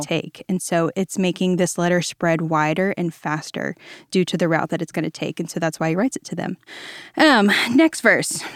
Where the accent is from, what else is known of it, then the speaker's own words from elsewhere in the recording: Virginia, United States; now in Dallas, United States; I am originally from Virginia. I am a beach kid at heart